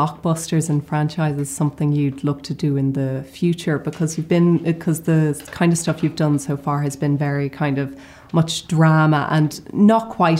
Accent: Ireland; I'm Irish

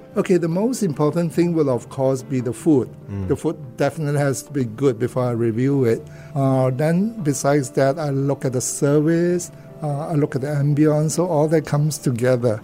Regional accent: Kuala Lumpur, Federal Territory of Kuala Lumpur, Malaysia; now in Singapore; I grew up in Kuala Lumpur, born, and uh, went to school there.

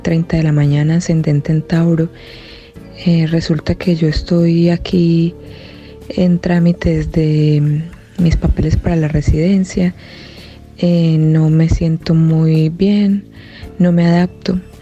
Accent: Colombia; now in Easley, United States; regreso a Colombia

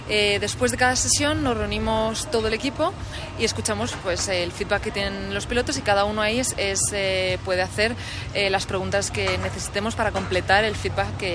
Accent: Spain; Yo soy originaria de España y como sabéis está Fernando Alonso y cuando era pequeña pues eh, todos lo seguíamos en Fórmula 1.

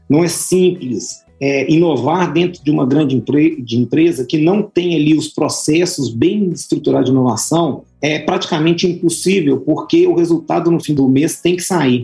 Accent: Belo Horizonte, Minas Gerais, Brazil; eu sou natural de Belo Horizonte

